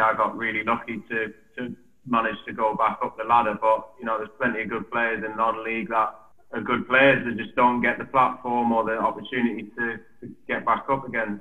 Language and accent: English; Newcastle upon Tyne, North East England, United Kingdom; from Newcastle